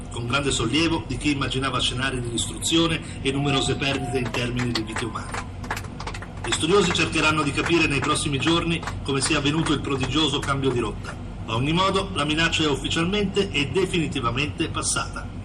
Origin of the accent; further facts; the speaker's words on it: Lombardy, Italy; vengo dalla provincia di Bergamo.